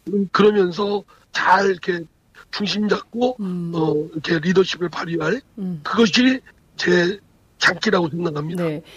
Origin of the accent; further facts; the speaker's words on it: Chungcheong, South Korea; 제가 충청권 출신입니다